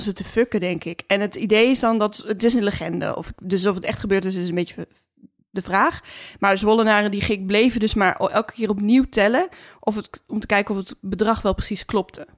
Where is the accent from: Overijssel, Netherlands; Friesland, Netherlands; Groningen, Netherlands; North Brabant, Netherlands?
Groningen, Netherlands; Groningers, waar ik vandaan kom